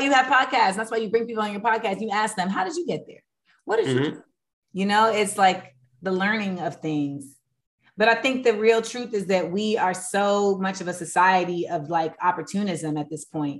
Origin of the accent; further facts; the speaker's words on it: Orlando, Florida, United States; moved away; also born or lived in New York; I grew up in Orlando, but I really was groomed in New York in hip hop